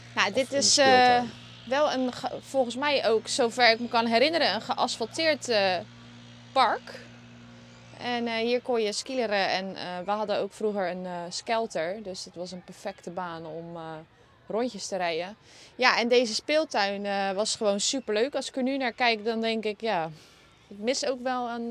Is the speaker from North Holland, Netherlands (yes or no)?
no; Maassluis, South Holland, Netherlands; also born or lived in Vlaardingen; daar is de trasmolen, daar ben ik ook opgegroeid